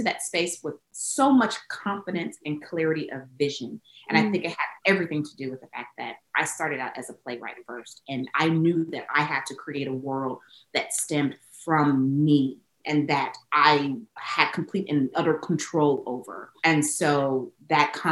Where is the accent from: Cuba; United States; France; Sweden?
United States; the South; I'm from the South